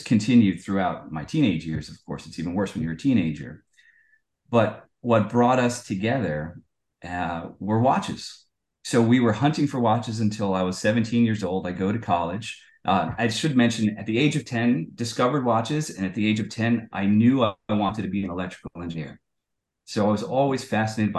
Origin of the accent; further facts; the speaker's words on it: United States; I'm born and raised in the United States